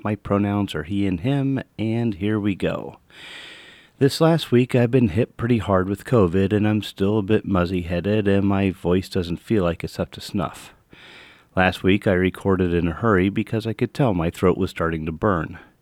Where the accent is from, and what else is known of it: United States